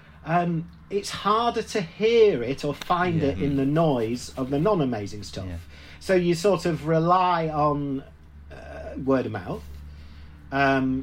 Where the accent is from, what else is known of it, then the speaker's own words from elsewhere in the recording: Leeds, Yorkshire and the Humber, United Kingdom; where I was growing up in Leeds